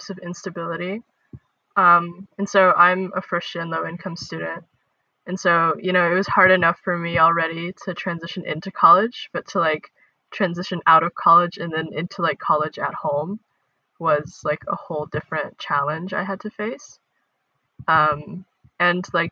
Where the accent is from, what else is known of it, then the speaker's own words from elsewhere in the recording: Dallas, Texas, United States; I'm from Dallas, Texas.